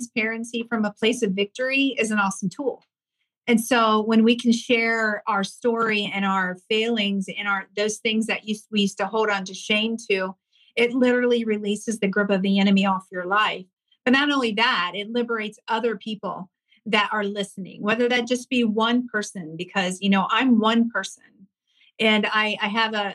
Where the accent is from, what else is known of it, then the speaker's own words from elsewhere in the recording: Ohio, United States; I grew up in a really small farm town. I'm from the Midwest, Ohio